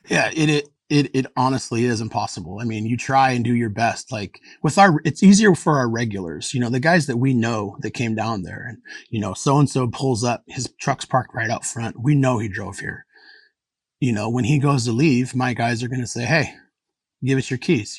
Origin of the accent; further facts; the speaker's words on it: Anchorage, Alaska, United States; I grew up in Anchorage and it really is a small town.